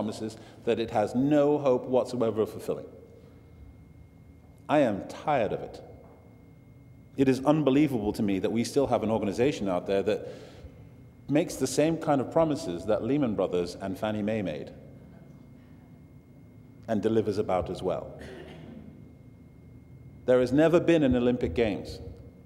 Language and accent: English; Manchester, North West England, United Kingdom; I'm from Manchester